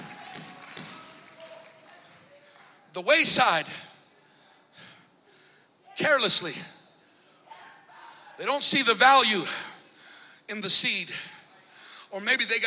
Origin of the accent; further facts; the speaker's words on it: Colorado, United States; moved away as an adult; now in Florida, United States; When we moved to Florida, a little over 9 years ago, I grew up in Colorado